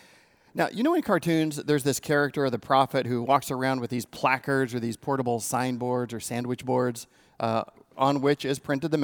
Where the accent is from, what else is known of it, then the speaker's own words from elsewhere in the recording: California, United States; I grew up in the Inland Empire, and there was this guy in the 70s in Palm Springs who we all just called Brother Harold.